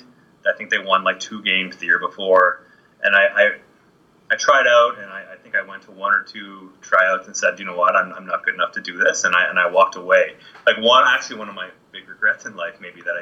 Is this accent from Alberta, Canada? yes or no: no; Kitchener, Ontario, Canada; I grew up in Kitchener-Waterloo.